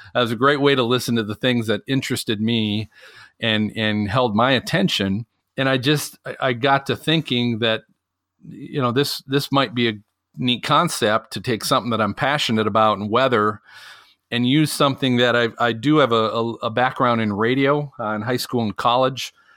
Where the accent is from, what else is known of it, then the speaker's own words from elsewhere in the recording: Minnesota, United States; growing up in Minnesota